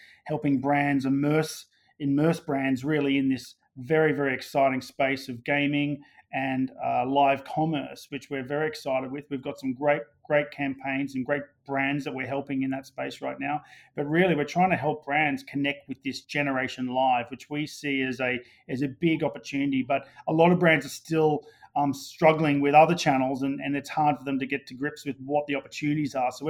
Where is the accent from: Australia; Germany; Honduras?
Australia; moved away as an adult; also born or lived in London; I'm Australian originally